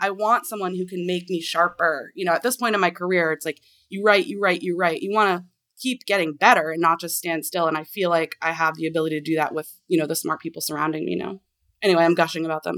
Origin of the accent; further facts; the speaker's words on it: Portland, Maine, United States; now in Washington, D.C., United States; since I grew up in Maine. Like, when I, I'm from the Portland area